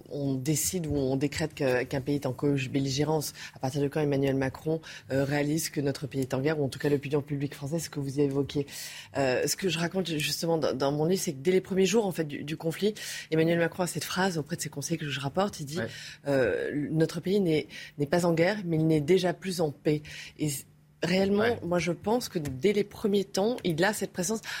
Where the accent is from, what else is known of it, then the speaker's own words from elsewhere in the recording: Corsica, France; en fait, je suis corse, donc moi j'aime bien la chaleur